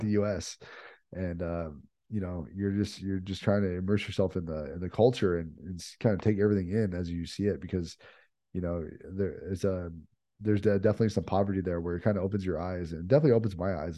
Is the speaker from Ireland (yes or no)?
no; United States; we're privileged to be from where we are from the United States